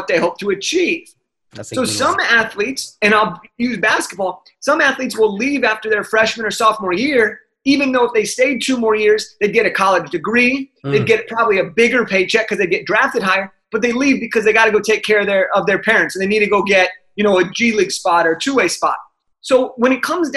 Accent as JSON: {"language": "English", "town": "Los Angeles", "region": "California", "country": "United States", "tie": "born or raised there", "said": "I'm from Los Angeles"}